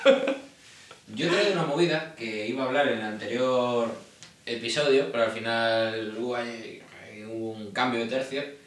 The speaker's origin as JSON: {"language": "Spanish", "country": "Spain", "said": "en España también somos muy latinos"}